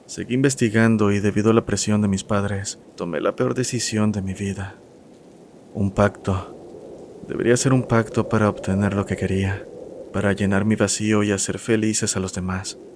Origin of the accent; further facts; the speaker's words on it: Guadalajara, Jalisco, Mexico; now in Serano, Mexico; soy originario de Guadalajara, aunque ahora resido en Serano, Guanajuato, un pequeño pueblo colindante a Michoacán.